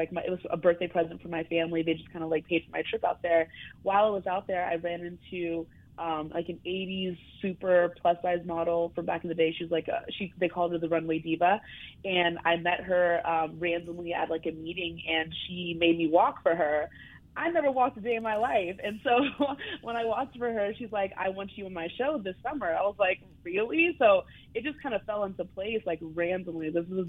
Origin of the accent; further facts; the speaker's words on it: Brooklyn, New York, United States; Well, I'm from Brooklyn, reside in Brooklyn.